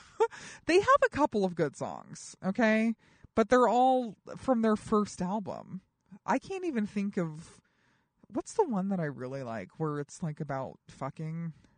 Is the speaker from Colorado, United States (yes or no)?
yes; Colorado, United States; I'm from Colorado